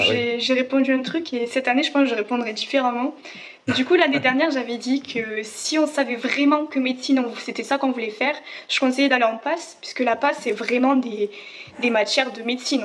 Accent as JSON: {"language": "French", "area": "Ariège", "region": "Occitania", "country": "France", "said": "j'étais chez moi en Ariège"}